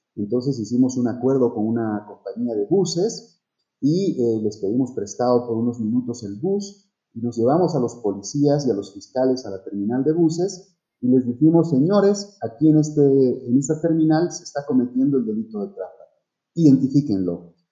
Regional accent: Bolivia; en mi país, en Bolivia

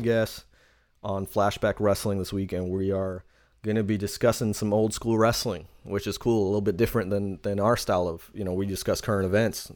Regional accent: New York City, New York, United States; from Queens, New York when I say this. I come from the ghetto.

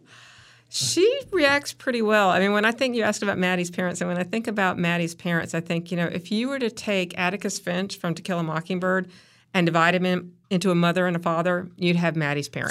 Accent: Chapel Hill, North Carolina, United States; also born or lived in Raleigh, North Carolina; So I was actually living in Raleigh. We moved to Chapel Hill just before I started sixth grade

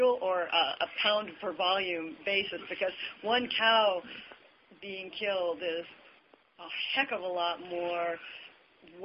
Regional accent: Montana, United States; I grew up in Montana, and I started on a cattle ranch

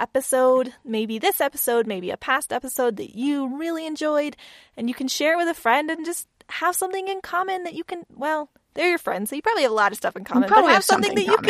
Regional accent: Texas, United States; I mean, okay, we're from Texas, Catherine. We have to be real that like hummus was not abound in the early 2000s in Central Texas.

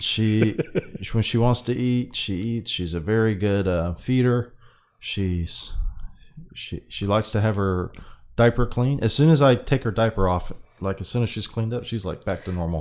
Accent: United States; I'm a Pacific Islander, American

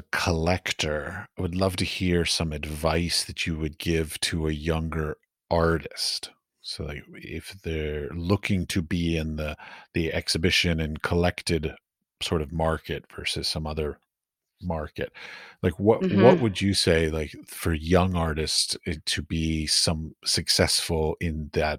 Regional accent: United States; now in Prague, Czechia; The reason why I say this is because I'm from the United States, but I live currently in Prague, and I find that the Prague art market is not very receptive to outsiders.

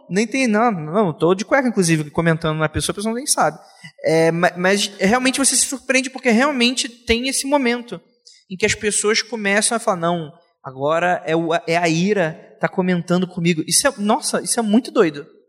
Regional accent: Rio de Janeiro, Brazil; Eu, eu venho do Rio de Janeiro

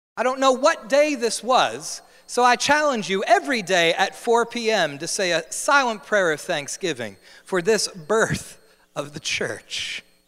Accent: New Jersey, United States; moved away as an adult; I'm from New Jersey. I'm born and raised in the Garden State.

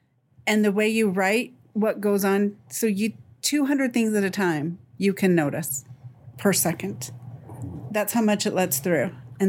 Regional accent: Dallas, Texas, United States; So, so I'm the oldest of four kids, and I'm from Dallas.

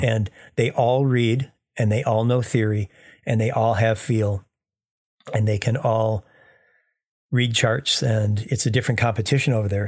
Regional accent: United States; I'm an American engineer

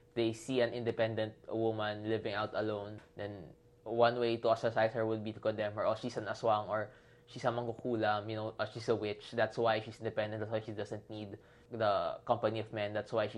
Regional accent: Philippines

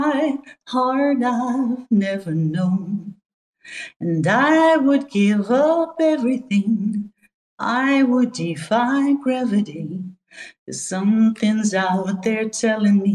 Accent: Netherlands; I'm from Holland

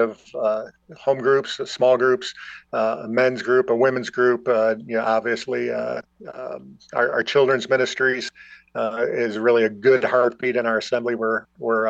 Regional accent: Buffalo, New York, United States; moved away as an adult; now in Watertown, United States; my hometown in Buffalo

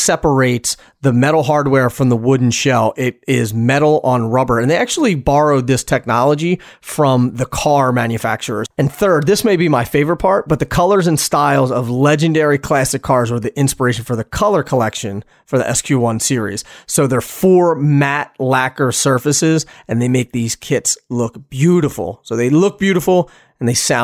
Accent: Philadelphia, Pennsylvania, United States; I'm from Philly

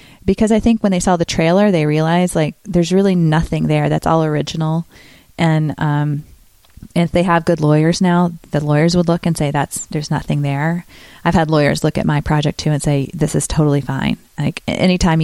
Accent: Greensboro, North Carolina, United States; moved away as an adult; also born or lived in Chicago; now in Los Angeles, United States; Greensboro, North Carolina, my hometown, with people I know who grew up with me

